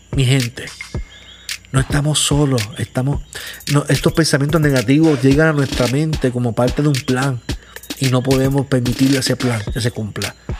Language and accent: Spanish; Caguas, Puerto Rico; yo vivo en Puerto Rico, soy de Caguas